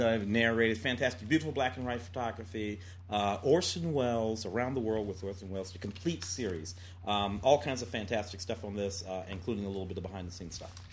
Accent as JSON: {"language": "English", "town": "St. Louis", "region": "Missouri", "country": "United States", "tie": "born or raised there", "said": "growing up in St. Louis"}